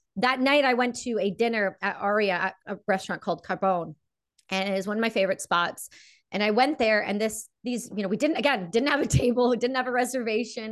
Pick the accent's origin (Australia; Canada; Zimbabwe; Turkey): Canada; I'm a Canadian veteran